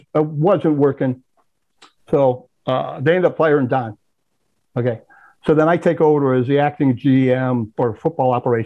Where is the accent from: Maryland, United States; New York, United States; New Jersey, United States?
New York, United States; moved away; when I said I was from New York.